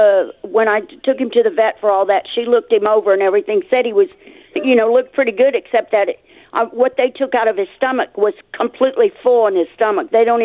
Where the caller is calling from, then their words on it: Mesquite, Texas, United States; Mesquite. It's right here in Dallas.